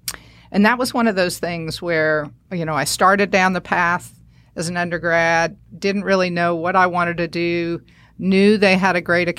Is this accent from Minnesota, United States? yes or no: no; St. Louis, Missouri, United States; born there; Well, I was born in St. Louis, Missouri